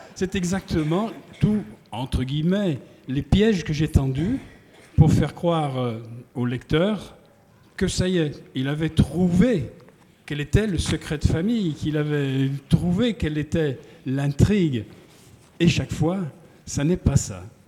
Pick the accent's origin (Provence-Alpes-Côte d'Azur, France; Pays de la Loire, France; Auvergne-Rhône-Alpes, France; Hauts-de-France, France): Auvergne-Rhône-Alpes, France; Feurs; moved away; mon frère présent ici peut en témoigner, nous sommes des, forésiens, très très profonds